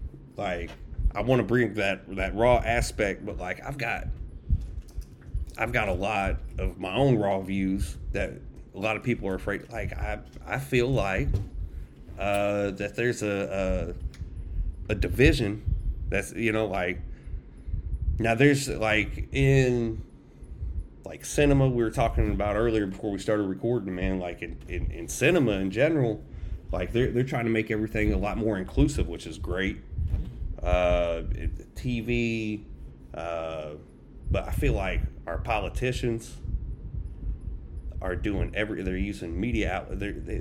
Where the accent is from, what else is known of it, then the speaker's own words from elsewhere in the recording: Tampa, Florida, United States; also born or lived in Indiana; But so I grew up in Tampa, Florida. Moved up to Indiana after my dad passed.